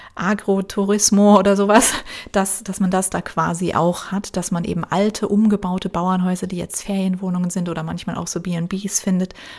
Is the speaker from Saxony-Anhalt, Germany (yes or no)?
no; Rhineland-Palatinate, Germany; born or raised there; moved away